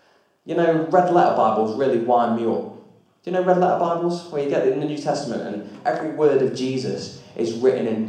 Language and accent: English; Lancashire, North West England, United Kingdom; moved away as an adult; now in Derbyshire, United Kingdom; If I go back to Lancashire, the homeland